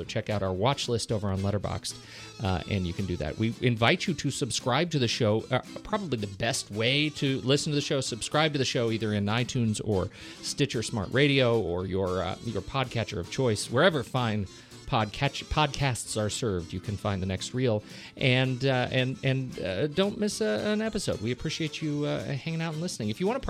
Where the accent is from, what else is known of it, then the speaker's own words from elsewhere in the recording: Colorado Springs, Colorado, United States; also born or lived in Oklahoma; I'm from Colorado Springs. Originally grew up. I was born in Oklahoma, but I didn't spend a long time there.